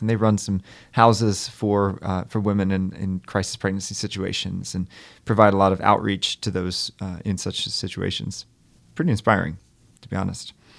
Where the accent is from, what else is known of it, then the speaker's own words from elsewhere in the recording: Maryland, United States; now in Stamford, United States; I was at a pro-life rally in, in my hometown in Maryland